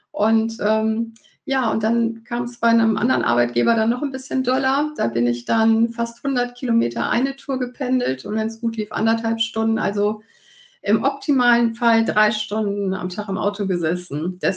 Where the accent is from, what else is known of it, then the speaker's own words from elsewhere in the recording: Cologne, North Rhine-Westphalia, Germany; weil wir ja beide gebürtig ähm, aus Köln stammen.